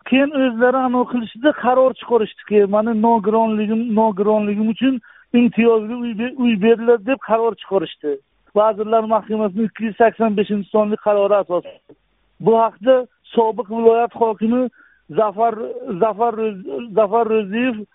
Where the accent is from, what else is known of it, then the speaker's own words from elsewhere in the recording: Koson District, Kashkadarya Region, Uzbekistan; moved away as an adult; now in Qarshi, Uzbekistan; man bir ming to'qqiz yuz yetmish yettinchi yil koson tumanida tug'ilganman